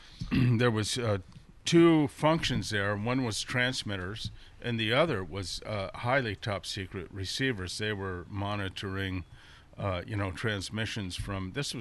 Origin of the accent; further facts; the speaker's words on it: Sonoma, California, United States; also born or lived in Guam; We moved there when I was nine. We moved from Guam. And then, so I went to school in Sonoma from fourth grade on.